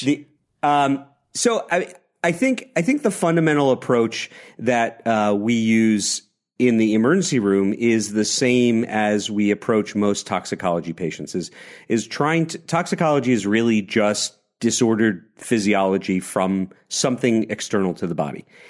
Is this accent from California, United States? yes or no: no; New York, United States; a lifetime New Yorker